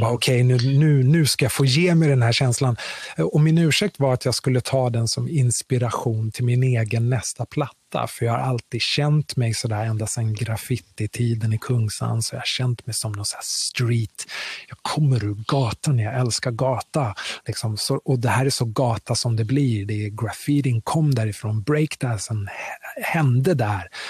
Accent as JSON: {"language": "Swedish", "country": "Sweden", "tie": "born or raised there", "also_born_or_lived": "Kinshasa, Congo / New York", "said": "det Sverige som jag växte upp i, och som har format mig, för jag är väldigt svensk"}